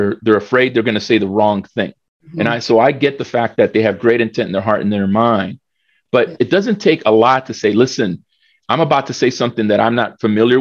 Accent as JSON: {"language": "English", "country": "El Salvador", "tie": "born or raised there", "said": "I was born in El Salvador"}